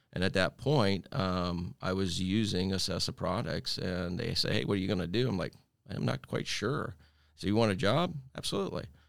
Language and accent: English; Holmes County, Ohio, United States; I was born and raised in Holmes County, Ohio